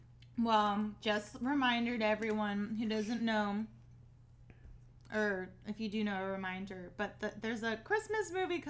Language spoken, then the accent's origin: English; Oregon, United States; moved away as an adult; I'm from Oregon